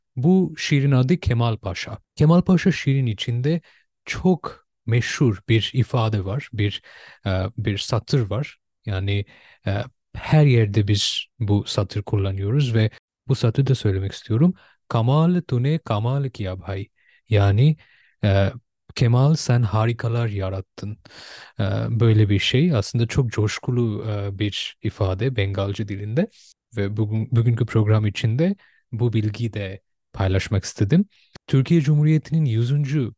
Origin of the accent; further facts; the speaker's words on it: Bangladesh; Turkish is a second language; now in Turkey; ben bir Bangladeşli olmama rağmen ve sonrasından Türkçe e, öğrendiğime rağmen